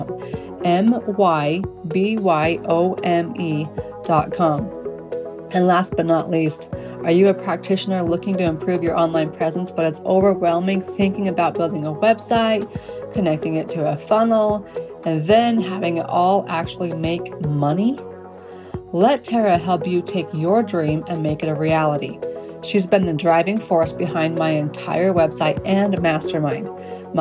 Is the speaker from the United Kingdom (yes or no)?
no; United States; I'm English. I am American.